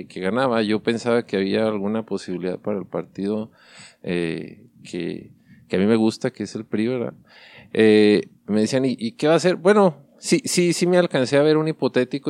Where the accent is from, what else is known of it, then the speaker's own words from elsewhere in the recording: Mexico; somos mexicanos